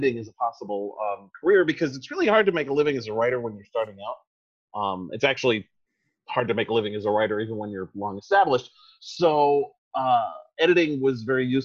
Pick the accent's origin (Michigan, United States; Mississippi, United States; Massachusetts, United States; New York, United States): New York, United States; New York City; also born or lived in New Jersey; I was born in New York City, 48 years ago, and never left